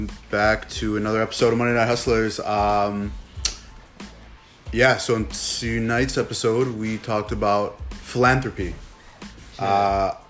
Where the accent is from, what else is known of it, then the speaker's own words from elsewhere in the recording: London, United Kingdom; I'm from London.